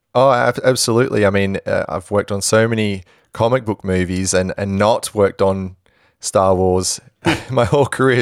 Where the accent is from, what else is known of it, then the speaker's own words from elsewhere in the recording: Perth, Western Australia, Australia; I'm from Perth